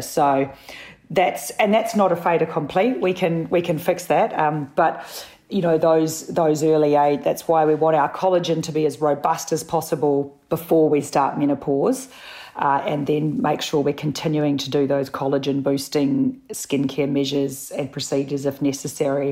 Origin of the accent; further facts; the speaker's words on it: New Zealand; also born or lived in Sydney; now in Melbourne, Australia; I'm a Kiwi